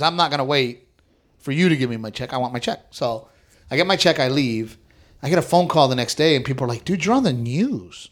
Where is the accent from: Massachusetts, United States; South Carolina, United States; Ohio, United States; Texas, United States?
Texas, United States; Corpus Christi; moved away; So I- you know, I grew up in Texas. I, Right. grew, up, I grew up very country